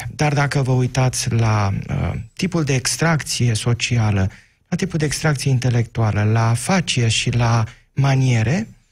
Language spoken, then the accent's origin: Romanian; Focșani, Vrancea County, Romania; Eu provin din Focșani